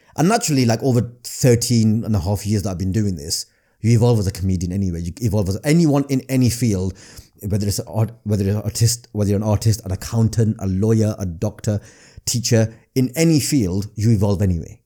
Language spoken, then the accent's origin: English; Blackburn, North West England, United Kingdom; accent: northern; growing up in Blackburn